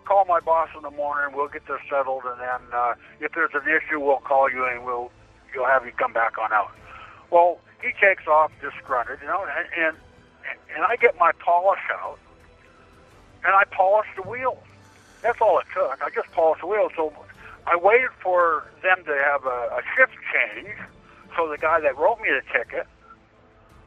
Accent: Washington, United States; I'm from Washington State.

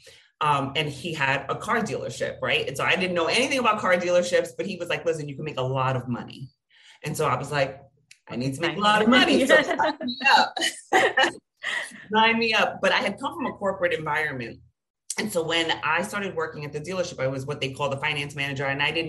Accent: New York, United States; I'm from New York. I'm Latina.

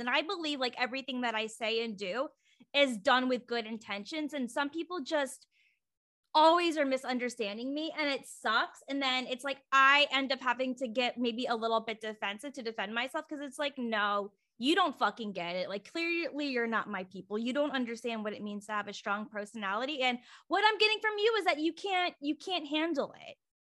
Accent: Virginia, United States; now in Oregon, United States; I'm from Virginia, and so, but I, I live in Oregon now

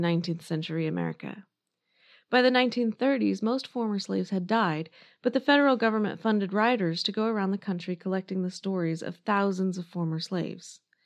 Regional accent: United States; I am American and I went to school here

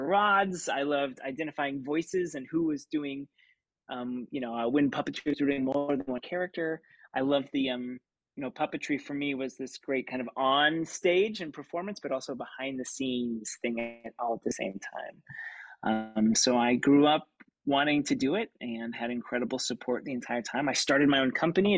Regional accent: Lawrence, Kansas, United States; moved away; I grew up in Lawrence, Kansas, which is a great college town.

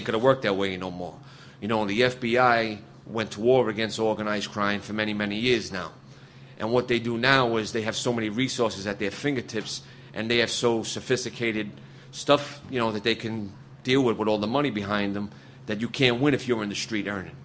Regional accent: New York City, New York, United States; I'm from Brooklyn, New York.

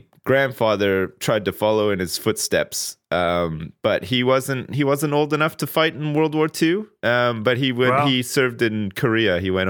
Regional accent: Ottawa, Ontario, Canada; I grew up there. I was born there. I was born on June the 5th, 1980 at Riverside Hospital, which is still there.

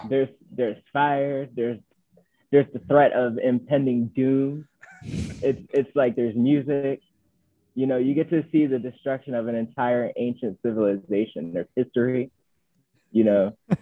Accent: Northeast, United States; mainly because I'm from the Northeast.

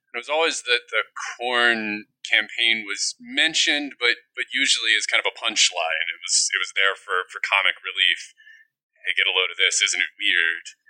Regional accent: Midwest, United States; now in Rhode Island, United States; growing up in the Midwest

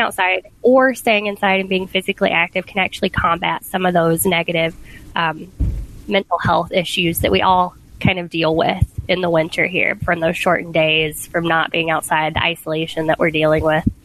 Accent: the South, United States; moved away; I grew up in the South where, you know, sweet tea was the thing

